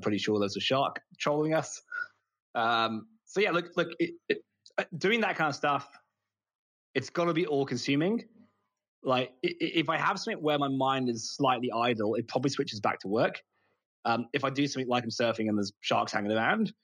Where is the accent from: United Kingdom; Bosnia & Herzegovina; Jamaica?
United Kingdom; moved away as an adult; also born or lived in United States; now in Australia; I'm British. I'm moved to Australia